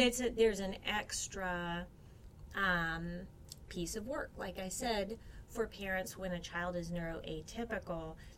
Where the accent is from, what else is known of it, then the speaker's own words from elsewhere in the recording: Alabama, United States; my home state